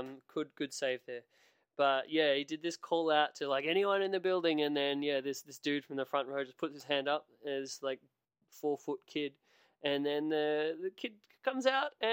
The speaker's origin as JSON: {"language": "English", "country": "Australia", "tie": "born or raised there", "said": "as an Australian"}